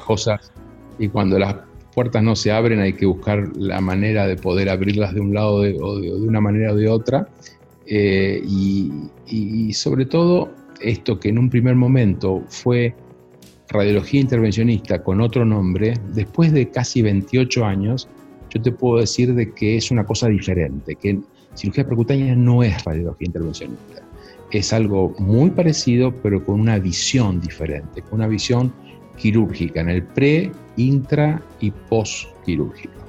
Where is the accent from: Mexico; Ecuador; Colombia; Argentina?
Argentina; also born or lived in United States; como buen argentino que se precie